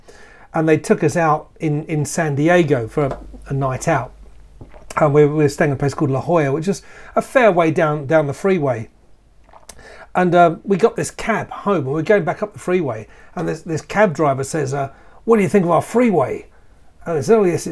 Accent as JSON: {"language": "English", "region": "London", "country": "United Kingdom", "said": "I'm from London"}